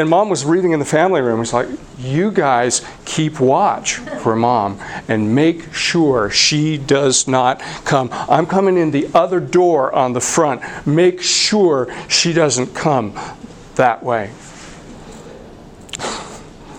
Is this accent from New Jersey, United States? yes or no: no; San Diego, California, United States; now in Colorado, United States; I'm a Californian, was born and raised in the San Diego area